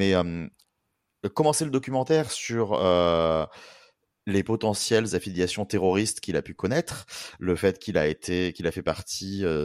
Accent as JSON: {"language": "French", "country": "Switzerland", "said": "je suis suisse français comme Barbé."}